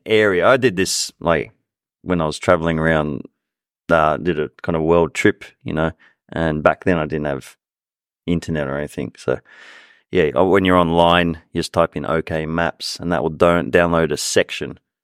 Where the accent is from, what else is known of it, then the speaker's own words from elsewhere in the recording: Sydney, New South Wales, Australia; moved away; I'm from Sydney